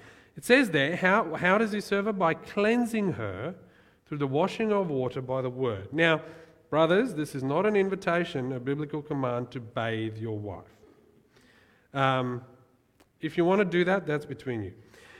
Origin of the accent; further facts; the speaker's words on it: South Africa; born there; like I was born in South Africa, that's part of who I am, but I don't really identify as a South African or Australian